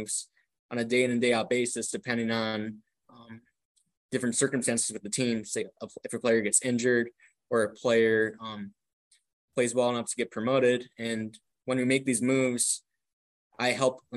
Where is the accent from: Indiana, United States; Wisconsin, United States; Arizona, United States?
Wisconsin, United States; Milwaukee; growing up in Milwaukee, Wisconsin, I was fortunate to attend Brewers games